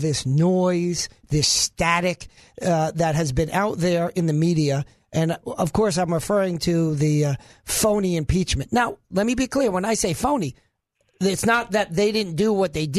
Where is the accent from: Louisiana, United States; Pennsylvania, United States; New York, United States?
New York, United States; Long Island, Suffolk County; now in Arkansas, United States; I'm originally from New York and more specifically out on Long Island, which are the suburbs, one of the suburbs of New York City